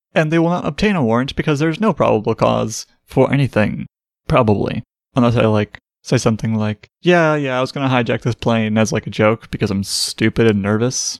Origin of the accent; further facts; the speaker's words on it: Midwest, United States; as a Midwesterner